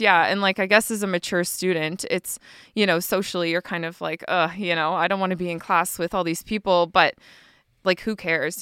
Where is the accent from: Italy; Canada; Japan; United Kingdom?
Canada; Harrietsfield, Nova Scotia; moved away as an adult; also born or lived in Fort Saskatchewan, Alberta / Edmonton, Alberta; I actually grew up in Harrietsfield, like around the Loop. I'm a loop girl.